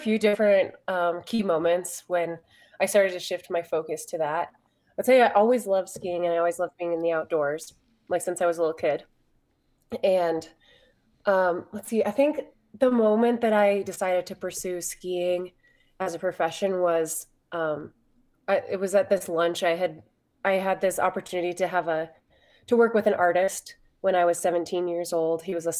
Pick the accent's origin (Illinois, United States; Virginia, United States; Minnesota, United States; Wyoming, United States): Wyoming, United States; Pinedale; the ski area that we grew up skiing at in Pinedale, Wyoming.